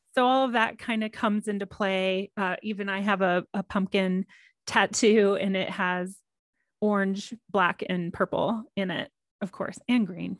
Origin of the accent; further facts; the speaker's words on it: Texas, United States; now in Colorado, United States; me growing up in Texas